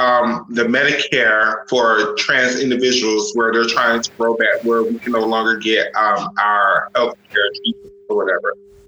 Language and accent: English; Florida, United States; I'm from Florida.